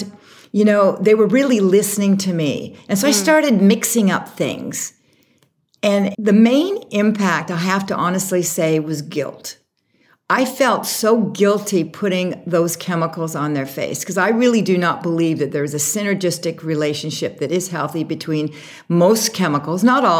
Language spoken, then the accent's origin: English; Canada; moved away as an adult; also born or lived in Vancouver / Toronto / Europe / Miami; now in New York, United States; I'm originally from Canada. We lived kind of on the mountains there in the wilderness